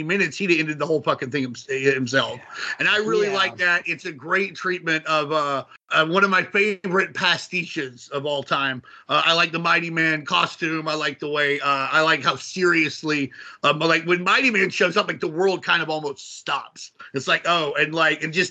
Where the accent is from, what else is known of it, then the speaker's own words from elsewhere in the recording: Arkansas, United States; growing up in Arkansas